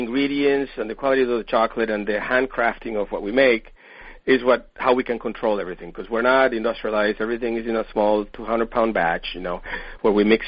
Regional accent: Venezuela; moved away as an adult; also born or lived in Paris, France; now in San Diego, United States; I'm originally from Venezuela, and I came to the U.S. to study biomedical engineering way back in the 80s

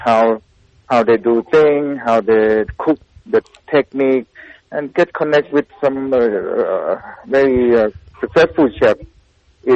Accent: Thailand; now in Pittsburgh, United States; growing up in Thailand, Lao food is just part of the conversation at the table.

